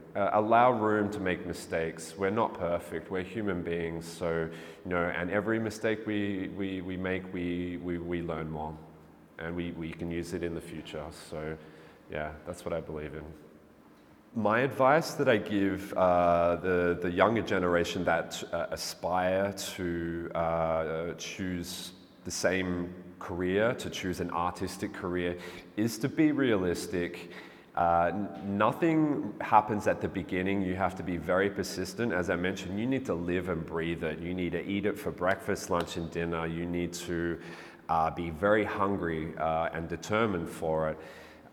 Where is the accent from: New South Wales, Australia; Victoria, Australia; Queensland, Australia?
Victoria, Australia; Melbourne; also born or lived in England; now in Berlin, Germany; I was born in England, but I grew up in Melbourne, Australia. Uh, I'm currently living in Berlin.